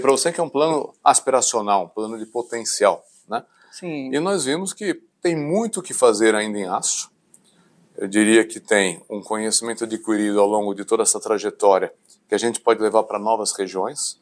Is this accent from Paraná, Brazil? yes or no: no; São Paulo, Brazil; nasci aqui em São Paulo, na capital, me formei na Universidade de São Paulo